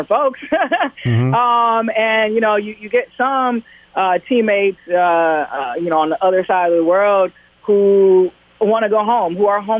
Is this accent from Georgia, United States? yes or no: yes; Georgia, United States; moved away; also born or lived in Washington, D.C. / Hattiesburg, Mississippi; I am from Georgia and I am from the outskirts. So I've got a bit of country girl in me anyway, growing up, you know, riding four-wheelers and gardening and so forth